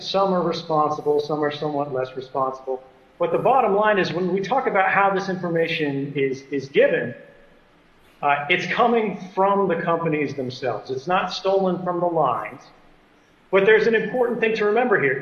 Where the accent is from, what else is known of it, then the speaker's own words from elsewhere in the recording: United States; I'm an American and I'm a citizen